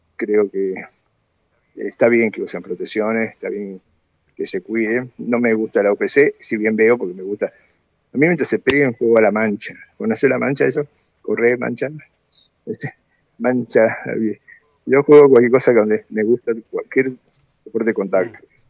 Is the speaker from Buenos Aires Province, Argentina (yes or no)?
no; Salta, Argentina; yo soy meramente un sense medio gordito, salteño